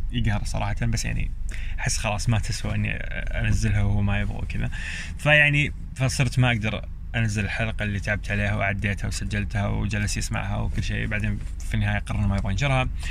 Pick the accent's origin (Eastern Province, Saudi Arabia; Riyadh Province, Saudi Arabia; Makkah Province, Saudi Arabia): Eastern Province, Saudi Arabia; moved away as an adult; also born or lived in Jeddah; انا اصلا من اهل الشرقيه